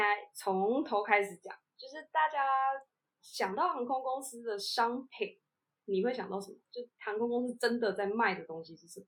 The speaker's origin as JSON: {"language": "Chinese", "country": "Taiwan", "said": "我们是台湾人，那我们一定会比较想要搭国航嘛"}